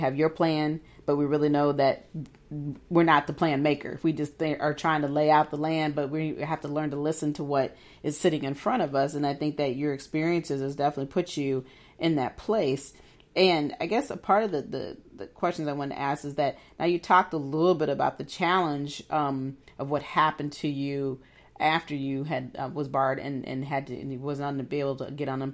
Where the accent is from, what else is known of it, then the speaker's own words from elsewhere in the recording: Midwest, United States; moved away; also born or lived in Iowa; I'm originally from the Midwest area.